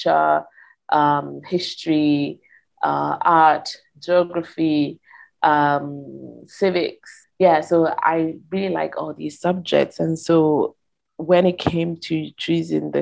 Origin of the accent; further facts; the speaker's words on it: Verona, Veneto, Italy; I grew up in Italy, in northern Italy, northeast, in a city called Verona